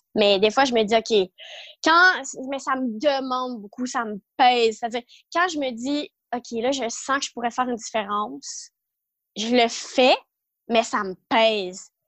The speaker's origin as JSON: {"language": "French", "region": "Ontario", "country": "Canada", "also_born_or_lived": "Ottawa, Canada / Montreal, Canada", "moved": "as an adult", "said": "je suis de l'Ontario"}